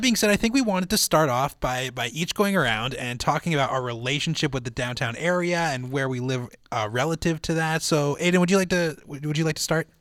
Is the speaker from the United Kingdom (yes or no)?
no; Winnipeg, Manitoba, Canada; born and raised in Winnipeg my whole life